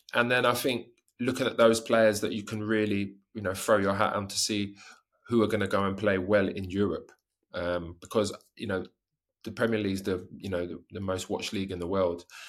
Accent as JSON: {"language": "English", "region": "England", "country": "United Kingdom", "also_born_or_lived": "Italy / Japan", "moved": "as an adult", "said": "I'm from England"}